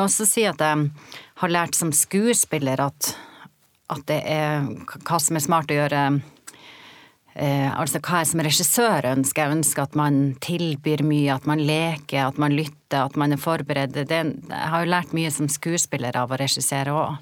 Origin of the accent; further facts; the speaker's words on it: Norway; moved away as an adult; also born or lived in Oslo; jeg kommer jo fra Gokk og ei jente og kom til Oslo i ironiens tidsalder